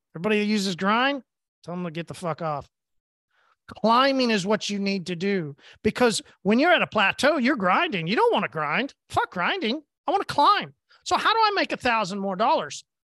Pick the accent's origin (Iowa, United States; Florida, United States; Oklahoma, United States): Oklahoma, United States; I'm from Oklahoma